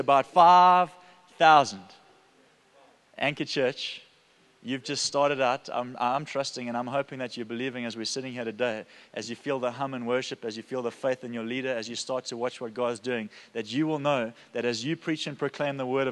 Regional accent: Durban, KwaZulu-Natal, South Africa; I'm from Durban

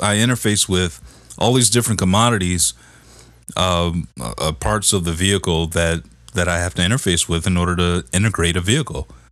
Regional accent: Detroit, Michigan, United States; I'm from Detroit, man. I'm from the D

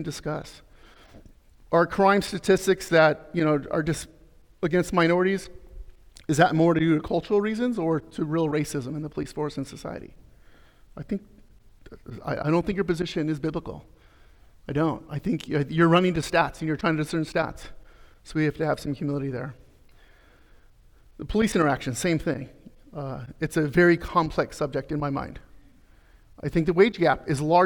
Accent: Arizona, United States; I'm from Arizona.

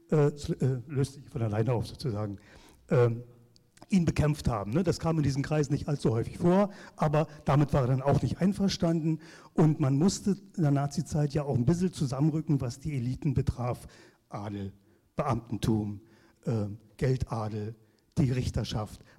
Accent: Potsdam, Brandenburg, Germany; Sie, sie haben gehört, ich bin Potsdamer

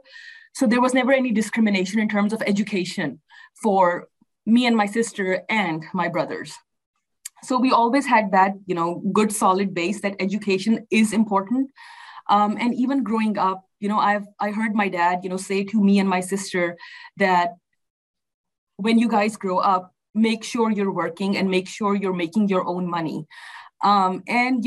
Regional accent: Pakistan; moved away as an adult; also born or lived in Sharjah, United Arab Emirates / Oklahoma City, United States; now in Houston, United States; I was born in Pakistan. Both of my parents and my parents' families, you know, are from Pakistan. So I, you know, grew up there

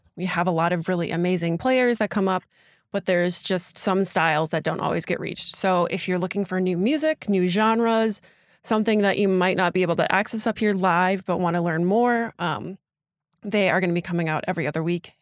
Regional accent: Door County, Wisconsin, United States; I am from Door County, born and raised

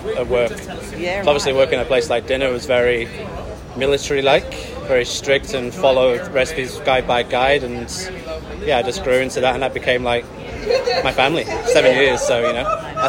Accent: Manchester, North West England, United Kingdom; moved away; also born or lived in Devon; I'm from Manchester

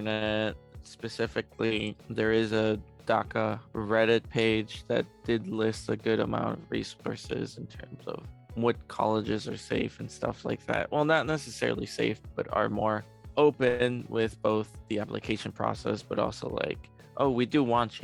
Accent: Chicago, Illinois, United States; also born or lived in Mexico City, Mexico; I was born in Mexico City, but I have lived in Chicago for most of my life

